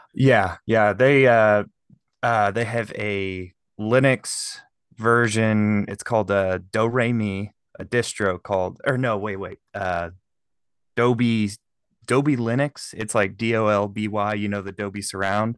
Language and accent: English; Shelbyville, Illinois, United States; also born or lived in Kansas City; I am from Shelbyville, Illinois, and we have a Great Lake here